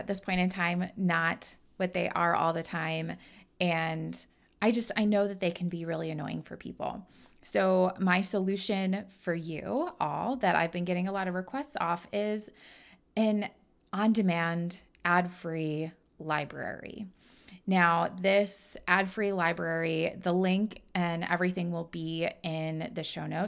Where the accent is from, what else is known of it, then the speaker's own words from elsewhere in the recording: Midwest, United States; I'm born and raised in the Midwest